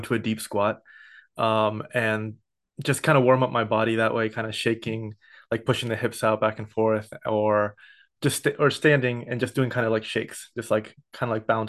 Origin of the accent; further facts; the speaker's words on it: San Ramon, California, United States; also born or lived in Santa Barbara, California / Oakland, California / Berkeley, California; I was a first generation born in San Ramon in the East Bay. So I grew up there until I went to Santa Barbara